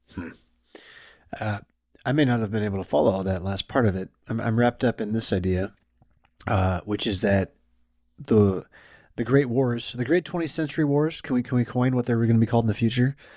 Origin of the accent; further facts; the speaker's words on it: United States; my framework as an American